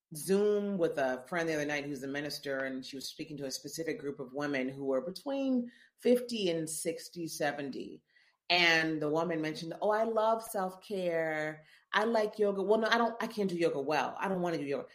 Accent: Memphis, Tennessee, United States; moved away as an adult; also born or lived in Columbia, Missouri / Chicago / New York; now in New Orleans, United States; I'm from Memphis, born and raised Memphis, Tennessee

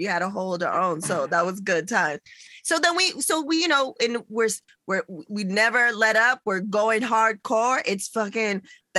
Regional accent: San Diego, California, United States; now in Los Angeles, United States; I'm from San Diego

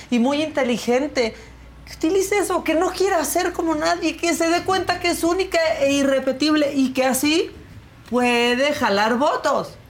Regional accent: Mexico; así somos los mexicanos

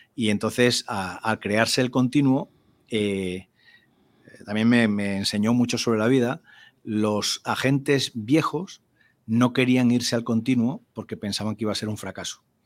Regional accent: Spain; en aquel ambiente rural de mi pueblo

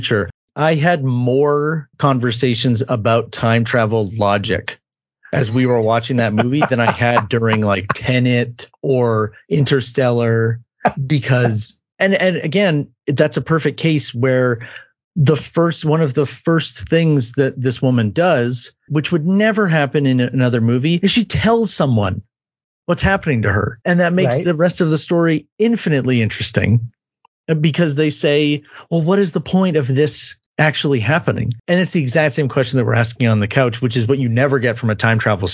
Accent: Canada; I'm Canadian

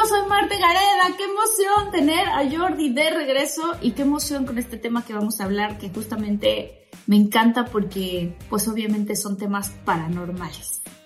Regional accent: Tabasco, Mexico; now in United States; yo que soy de Tabasco, que soy del sureste

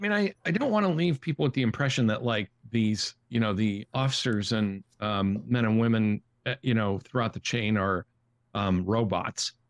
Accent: Massachusetts, United States; we're from Massachusetts

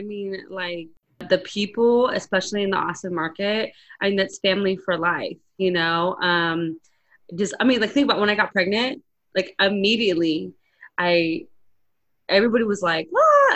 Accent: Arizona, United States; I grew up in a small town in Arizona

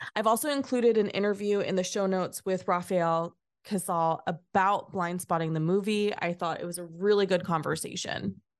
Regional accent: California, United States; Having spent my entire life in California, ninety minutes from the East Bay

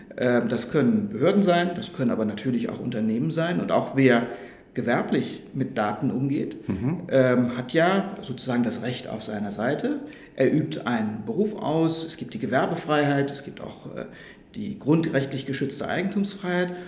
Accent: Rhineland-Palatinate, Germany; moved away as an adult; now in Stuttgart, Germany; Das habe ich in Rheinland-Pfalz gemacht. Das ist auch meine Heimat

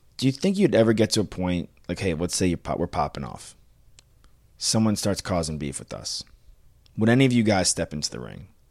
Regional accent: Long Island, New York, United States; born or raised there

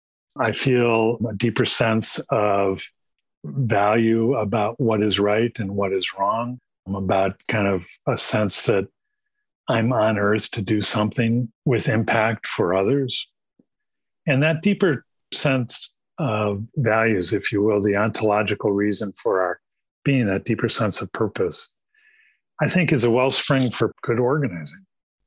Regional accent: Midwest, United States; When I grew up in the Midwest, we moved around a lot.

